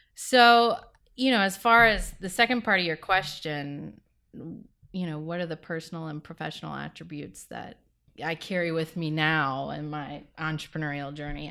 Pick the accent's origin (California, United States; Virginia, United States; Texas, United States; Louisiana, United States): Louisiana, United States; moved away; I am originally from Louisiana. I grew up, uh, on the bayou.